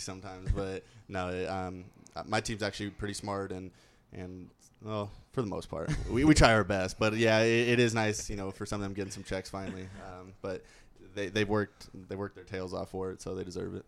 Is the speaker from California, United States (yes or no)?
yes; Orange County, California, United States; moved away as an adult; also born or lived in South Dakota; i'm from orange county california